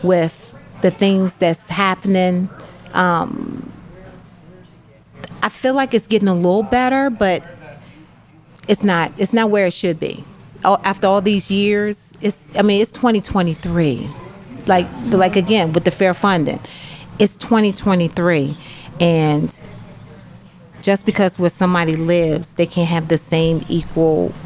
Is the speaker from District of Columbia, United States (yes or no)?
yes; Washington, District of Columbia, United States; moved away as an adult; also born or lived in Phoenixville, Pennsylvania; now in Pottstown, United States; I grew up in D.C. and it was all black